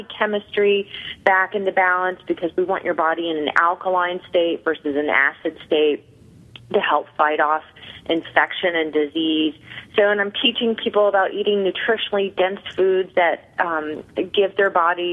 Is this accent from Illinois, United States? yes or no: yes; Clinton, Illinois, United States; moved away as an adult; also born or lived in New York area; now in New York, United States; I'm originally from Illinois, a small town called Clinton, where everybody went to work